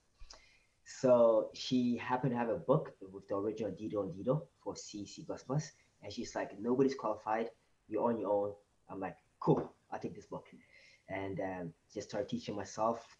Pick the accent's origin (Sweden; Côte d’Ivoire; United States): Côte d’Ivoire; now in Montreal, Canada; So I was actually originally from Ivory Coast, West Coast Africa, and I moved to Canada. It's been 16 years, 2002